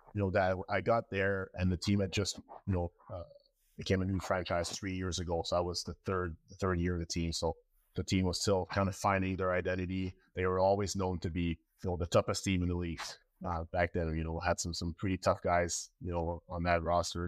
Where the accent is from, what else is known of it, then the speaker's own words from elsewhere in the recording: La Prairie, Quebec, Canada; moved away as an adult; now in United States; I started in my hometown in La Prairie in, in, uh, Montreal, Coastal Montreal